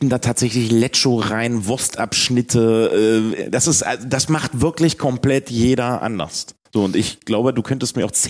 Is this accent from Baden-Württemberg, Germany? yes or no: no; Hamburg, Germany; wir als Hamburger